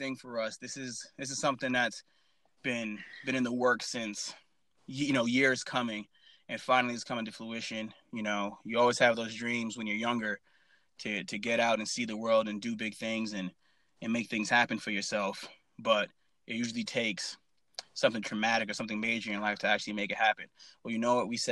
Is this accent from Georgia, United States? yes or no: no; Worcester, Massachusetts, United States; moved away as an adult; I grew up in Worcester, Massachusetts